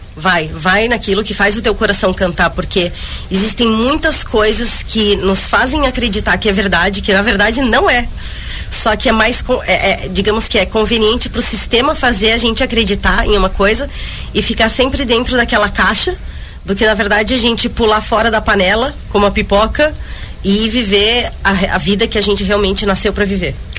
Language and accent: Portuguese; Joinville, Santa Catarina, Brazil; moved away as an adult; also born or lived in Barcelona; eu saí de Joinville em 2009